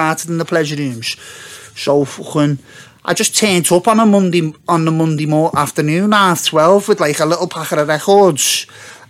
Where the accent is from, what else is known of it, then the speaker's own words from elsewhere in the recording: Liverpool, North West England, United Kingdom; I grew up in Speak in the 80s.